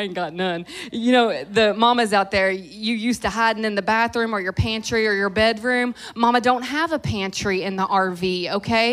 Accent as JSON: {"language": "English", "town": "Louisville", "region": "Kentucky", "country": "United States", "tie": "born or raised there", "moved": "yes", "said": "Kentucky has been a significant place for me, not just because I grew up here"}